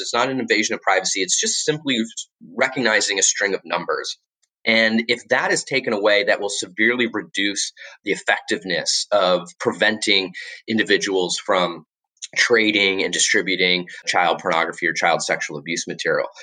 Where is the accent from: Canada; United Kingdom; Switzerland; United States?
United States; Florida; moved away as an adult; also born or lived in Washington, D.C.; now I live back in my home state of Florida